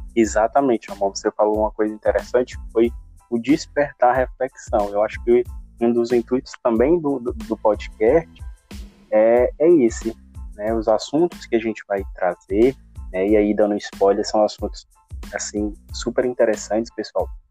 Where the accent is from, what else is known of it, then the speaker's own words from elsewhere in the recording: Fortaleza, Ceará, Brazil; Eu sou de Fortaleza